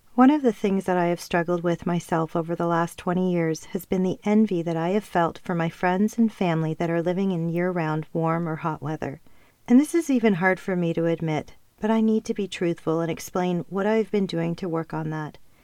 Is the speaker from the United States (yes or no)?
no; Canada; also born or lived in Ontario / Calgary, Alberta / Costa Rica; I have never felt at home in Canada. And yes, that may sound crazy seeing as I was born and raised here